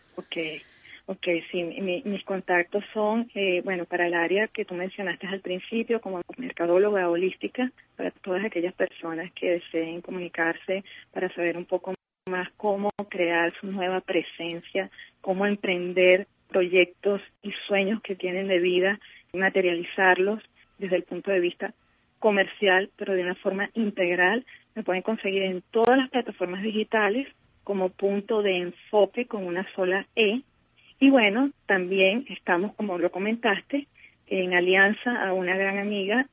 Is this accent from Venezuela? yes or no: yes; Venezuela; en nuestro amado país